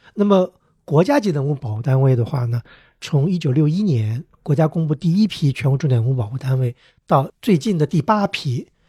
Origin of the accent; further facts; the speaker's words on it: Beijing, China; 我小时候在北京